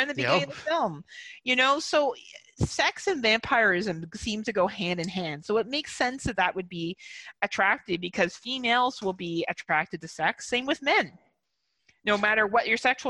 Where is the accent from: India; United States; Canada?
Canada; I'm a Canadian.